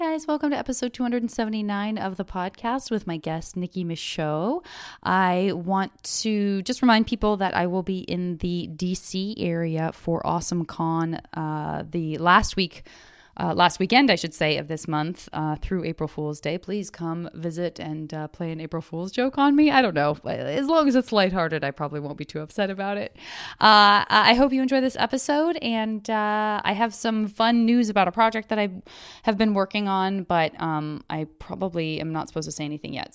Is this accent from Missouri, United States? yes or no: no; Tucson, Arizona, United States; I'm from Tucson